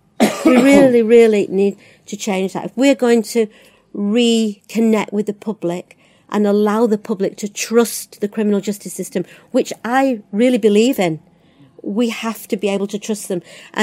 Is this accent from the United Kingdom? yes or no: yes; Littleborough, North West England, United Kingdom; born there; I don't even know Rochdale very well, even though, strangely enough, I was born there in Littleborough.